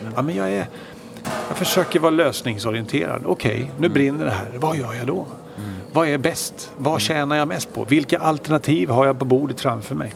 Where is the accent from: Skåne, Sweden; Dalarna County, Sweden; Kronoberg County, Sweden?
Kronoberg County, Sweden; Växjö; moved away as an adult; also born or lived in Stockholm; född och uppvuxen i, i Stockholm mm. tills jag var sju år. Då flyttade jag och familjen till Växjö i Småland. Så det var egentligen där jag hade mina, mina skolår